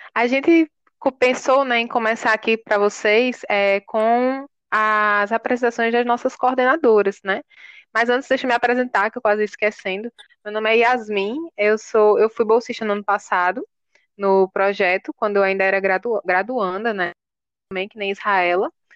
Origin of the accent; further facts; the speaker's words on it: João Pessoa, Paraíba, Brazil; eu nasci em João Pessoa, né? Sou totalmente urbanizada